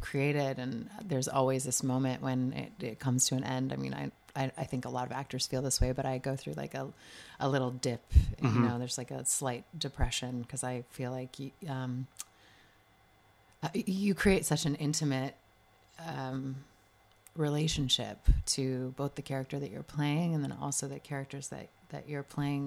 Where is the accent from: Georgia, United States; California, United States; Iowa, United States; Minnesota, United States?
California, United States; Los Angeles; now in Brooklyn, United States; I grew up in California, okay. Los Angeles area